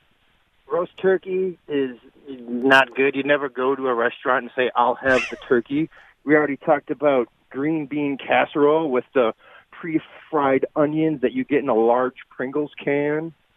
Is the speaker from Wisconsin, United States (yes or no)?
yes; Wisconsin, United States; I'm from Wisconsin